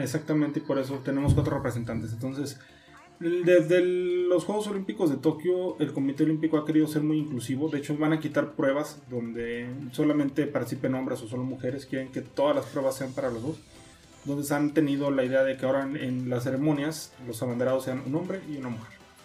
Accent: Mexico; yo como fanático mexicano

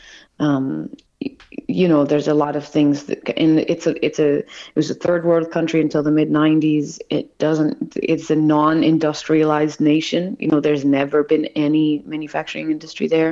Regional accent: United States; moved away as an adult; now in Dublin, Ireland; And it's a very interesting time as an American to be living abroad.

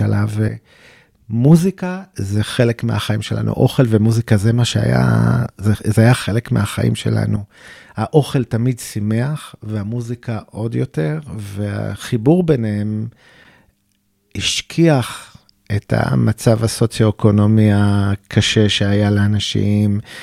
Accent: Tel Aviv, Tel Aviv District, Israel; אני גדלתי בדרום תל אביב, בקריית שלום

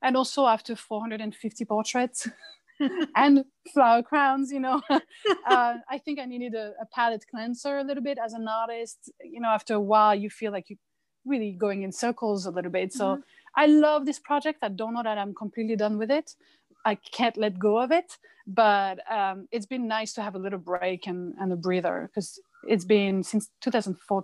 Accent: France; now in United States; I come from France

